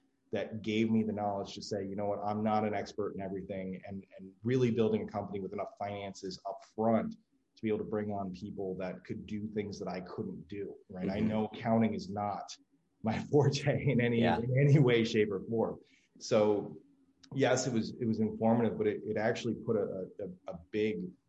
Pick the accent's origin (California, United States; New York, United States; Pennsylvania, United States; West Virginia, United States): New York, United States; I grew up in New York and graduated high school in the mid 90s